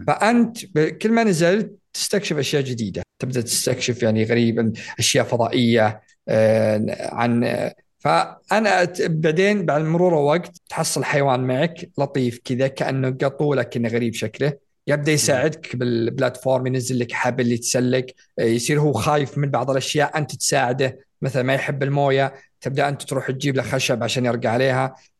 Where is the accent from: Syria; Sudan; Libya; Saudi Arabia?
Saudi Arabia; عندنا في السعوديه